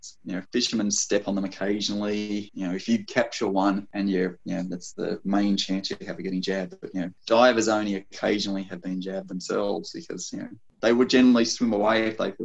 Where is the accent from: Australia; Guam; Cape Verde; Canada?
Australia; Sydney, New South Wales; I grew up in Sydney